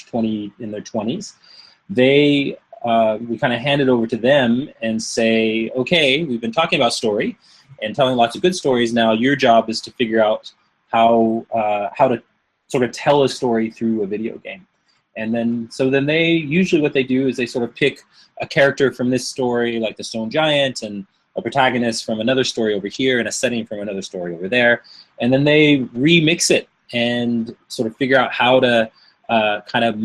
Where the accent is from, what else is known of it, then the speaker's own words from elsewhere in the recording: Northern California, United States; I was born and raised in Northern California